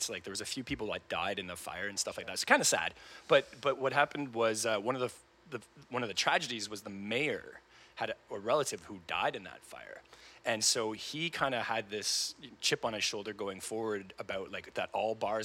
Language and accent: English; Brampton, Ontario, Canada; moved away as an adult; also born or lived in Taiwan; now in Kingston, Canada; I grew up in Brampton, but, you know, I didn't have a home in Canada at that point